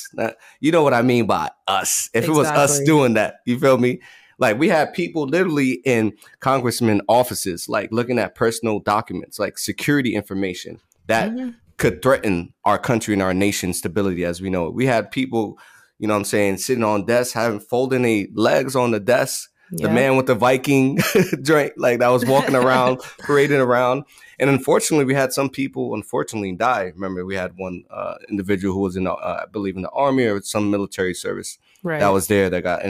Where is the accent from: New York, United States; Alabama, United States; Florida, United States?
New York, United States; New York City; when I was growing up in the Bronx